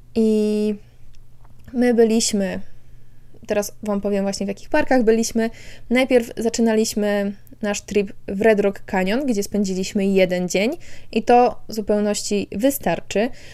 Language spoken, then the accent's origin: Polish; Poland; jesteśmy z Polski